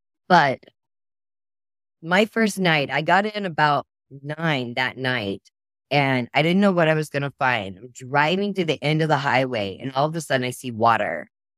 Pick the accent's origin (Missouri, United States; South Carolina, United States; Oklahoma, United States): Oklahoma, United States; now in Texas, United States; I'm from Oklahoma. Oklahoma and Texas now. I kind of go back and forth.